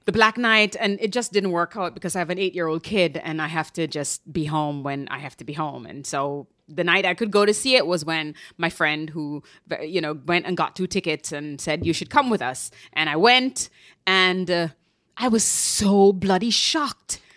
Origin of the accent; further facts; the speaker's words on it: Jamaica; moved away as an adult; now in New York, United States; I moved here in my twenties from Jamaica